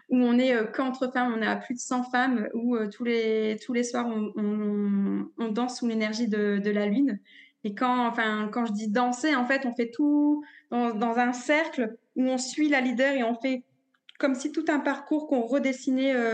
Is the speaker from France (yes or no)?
yes; northern France, France; comme je disais, je suis originaire du nord de la France